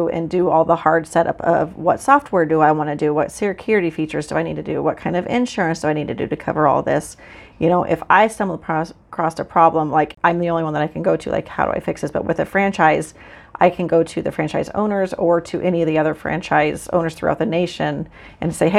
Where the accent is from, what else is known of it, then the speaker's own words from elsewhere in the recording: Central City, Nebraska, United States; also born or lived in Hamilton County, Nebraska; I am from Central Nebraska, actually from Central City